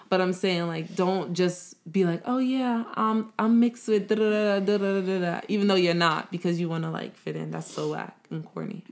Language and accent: English; United States; I was born in America, I kinda grew up, like, right when my parents was growing up and they were immigrants